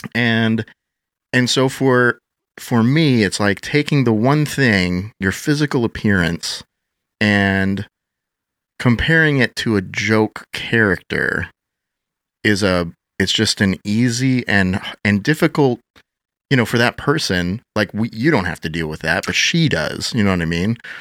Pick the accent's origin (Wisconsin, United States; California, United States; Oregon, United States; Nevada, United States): Wisconsin, United States; Madison; I grew up, uh, born and raised in Wisconsin, Madison area